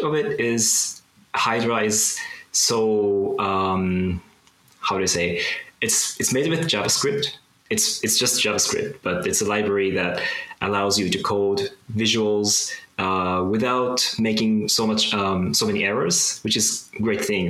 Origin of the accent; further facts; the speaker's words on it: Japan; I'm from Japan